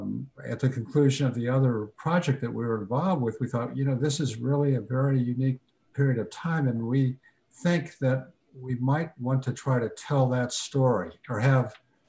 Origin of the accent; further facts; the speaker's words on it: Corpus Christi, Texas, United States; moved away as an adult; also born or lived in Santa Barbara, California / Los Angeles; now in New York City, United States; I'm a Texan from Corpus Christi